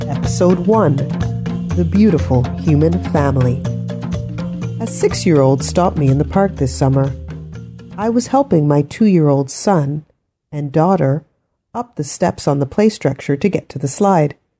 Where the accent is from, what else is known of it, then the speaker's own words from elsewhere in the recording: Ottawa, Ontario, Canada; We are actually all born here, I said. We're from Ottawa